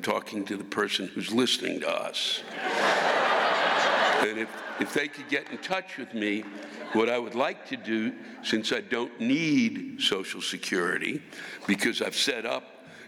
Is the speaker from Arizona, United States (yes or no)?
no; Washington, United States; I'm from Washington. We don't really play football.